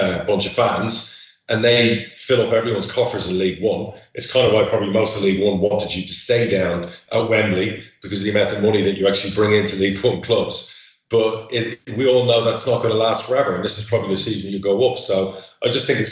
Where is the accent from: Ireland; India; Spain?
Spain; moved away; I've worked all over the world. I grew up in Spain